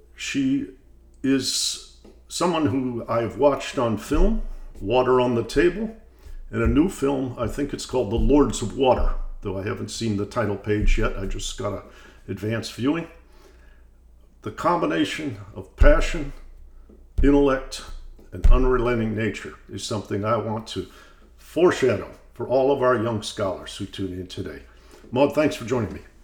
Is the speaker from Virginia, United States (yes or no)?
no; Detroit, Michigan, United States; I'm from Detroit, Michigan